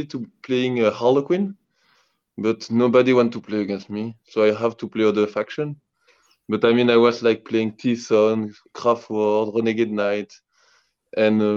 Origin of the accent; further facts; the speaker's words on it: Belgium; English is a second language; from Belgium